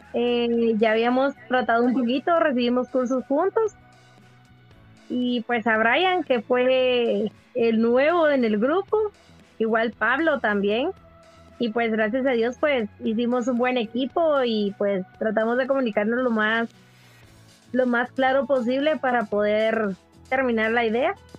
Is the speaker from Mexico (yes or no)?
no; Guatemala; nosotros como guatemaltecos